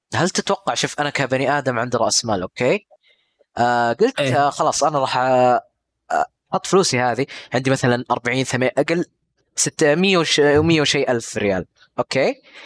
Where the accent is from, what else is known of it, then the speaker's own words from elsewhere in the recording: Saudi Arabia; عندنا في السعوديه